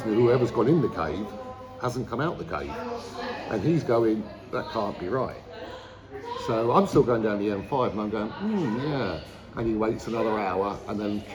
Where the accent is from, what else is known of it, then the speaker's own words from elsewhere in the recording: London, United Kingdom; moved away; also born or lived in Cornwall; I was born in South London